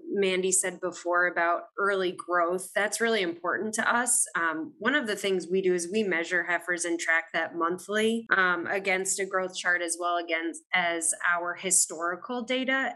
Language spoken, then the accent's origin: English; Maine, United States; moved away as an adult; also born or lived in Virginia; now in Wisconsin, United States; I am originally from Maine